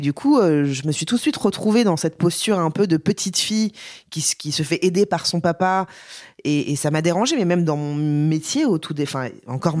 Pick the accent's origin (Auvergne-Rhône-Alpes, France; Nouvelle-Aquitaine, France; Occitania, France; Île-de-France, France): Île-de-France, France; Paris; je suis une vraie parisienne euh, bobo chiante